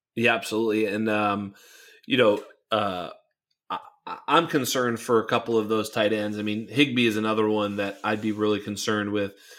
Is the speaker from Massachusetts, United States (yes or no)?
yes; Boston, Massachusetts, United States; now in California, United States; I'm a Boston guy. I'm originally from Boston. Living in California